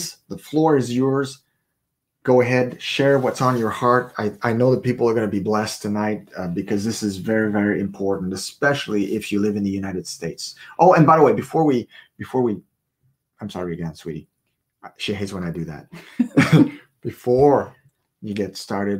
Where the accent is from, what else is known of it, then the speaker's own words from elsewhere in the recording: Canada; we are Canadians, so we're broadcasting from Prince Edward Island, Canada